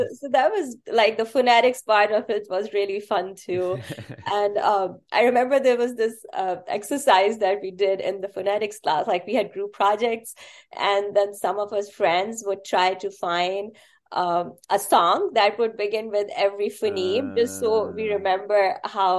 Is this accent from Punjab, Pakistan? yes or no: no; Karachi, Sindh, Pakistan; first language Urdu; English is a second language; moved away as an adult; also born or lived in Chicago, United States / Pittsburgh, United States; now in United States; growing up in Pakistan, we studied several languages at the same time. Mm-hmm. So Urdu is my native language. That is my first language. But then alongside, we studied English right from kindergarten. Another regional language, which is Sindhi, which belongs to the province where Karachi is